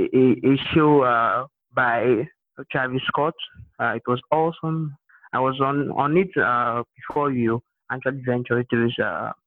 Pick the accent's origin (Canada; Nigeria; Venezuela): Nigeria; Imo; I'm from Nigeria, Imo State in Nigeria.